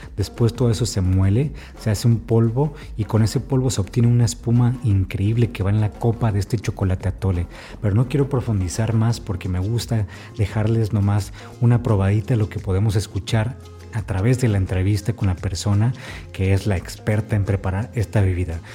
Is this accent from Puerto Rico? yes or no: no; Ensenada, Baja California, Mexico; now in Oaxaca, Mexico; Yo soy de Ensenada